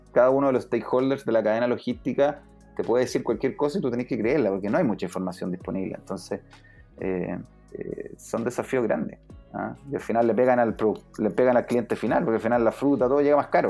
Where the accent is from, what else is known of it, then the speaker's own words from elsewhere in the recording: Temuco, Araucanía, Chile; moved away as an adult; also born or lived in Santiago, Chile; now in United States; Yo soy de, Santiago, pero crecí en Temuco